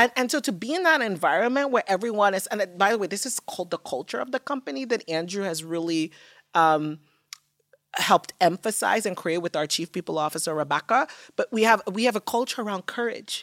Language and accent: English; Nigeria; moved away; growing up in Nigeria